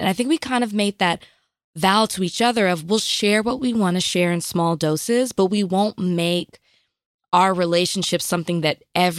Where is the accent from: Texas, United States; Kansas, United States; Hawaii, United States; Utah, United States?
Texas, United States; Dallas; I'm from Oak Cliff.